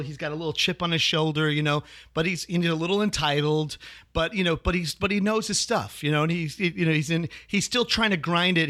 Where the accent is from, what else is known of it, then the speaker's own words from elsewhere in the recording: Chicago, Illinois, United States; moved away; also born or lived in New York; I'm originally from, born and raised in Chicago.